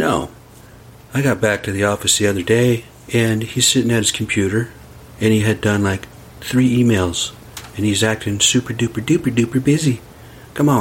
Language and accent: English; United States; I'm from the res.